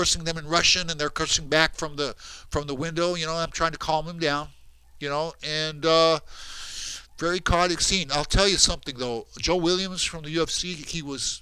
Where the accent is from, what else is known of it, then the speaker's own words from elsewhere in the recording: Brazil; I'm from Brazil.